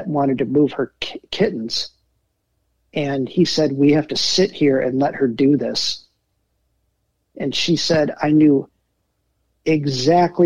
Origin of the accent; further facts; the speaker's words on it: Traverse City, Michigan, United States; also born or lived in Detroit / Elk Rapids; I ended up growing up in Traverse City